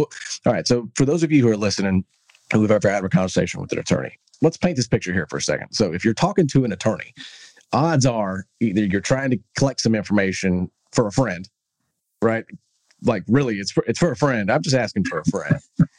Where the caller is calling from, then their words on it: Texas, United States; I'm calling you from Texas.